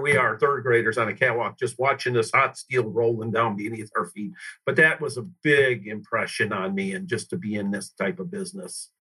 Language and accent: English; Detroit, Michigan, United States; I grew up uh, on the uh, west side of Detroit, suburbs there